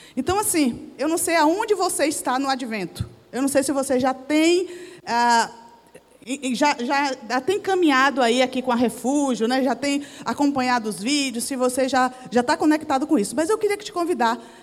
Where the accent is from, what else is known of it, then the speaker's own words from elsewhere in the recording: Bahia, Brazil; moved away; a minha igreja que eu cresci lá na Bahia